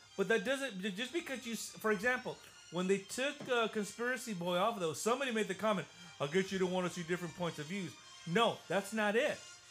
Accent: Los Angeles, California, United States; I was born in East LA, and some people consider that a country all to itself

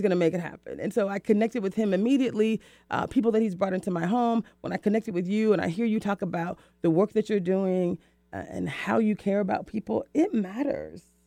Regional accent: the South, United States; I'm from the South, so that's how we speak

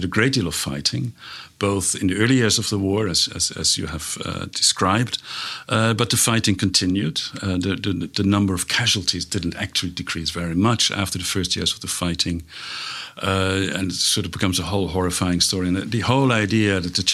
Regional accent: Netherlands; moved away; I'm from the Netherlands. The country was occupied, and my parents lived through

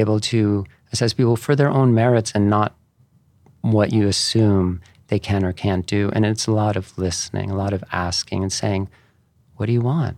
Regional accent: East Coast, United States; moved away; I grew up on the, on the East Coast

